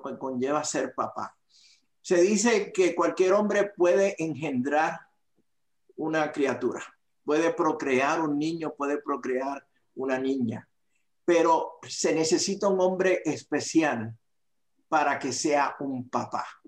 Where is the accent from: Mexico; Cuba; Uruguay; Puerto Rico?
Puerto Rico; Aguadilla; moved away; soy de Puerto Rico, de la isla del encanto, eh, del área noroeste de Puerto Rico, de la ciudad llamada el Jardín del Atlántico, eh, de Aguadilla, Puerto Rico